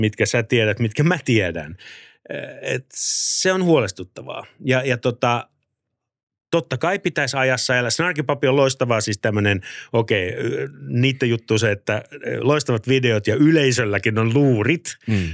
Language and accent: Finnish; Helsinki, Uusimaa, Finland; olen siis Maunulasta, Pohjois-Helsingistä ja lähin musiikkiluokka, kun mennään yläasteelle, on Oulukylässä.